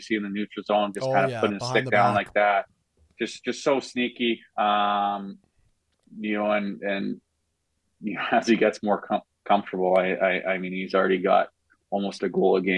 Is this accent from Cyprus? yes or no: no; Vancouver, British Columbia, Canada; moved away as an adult; also born or lived in Buffalo; now in Florida, United States; we're both from North Shore in Vancouver